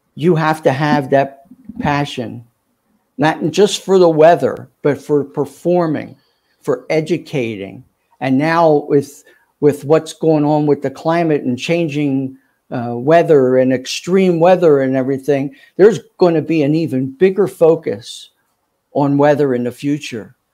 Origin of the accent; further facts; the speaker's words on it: Philadelphia, Pennsylvania, United States; accent: Philly; also born or lived in Atlanta, Georgia / Cincinnati, Ohio; this is my hometown